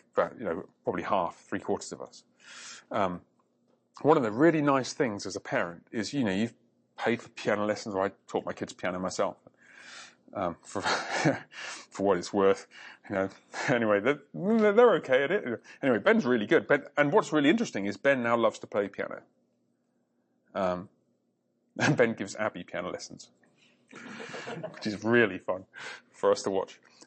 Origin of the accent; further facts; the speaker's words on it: England, United Kingdom; part of England I grew up